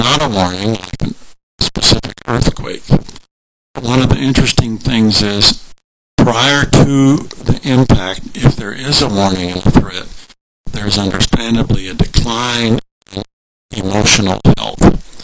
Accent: Nigeria; I was born and raised in MK in Nigeria

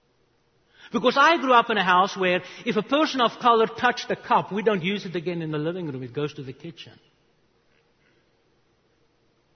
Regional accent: South Africa; English is a second language; moved away as an adult; also born or lived in Charlotte, North Carolina; now in United States; I was 9 years old. I grew up in South Africa.

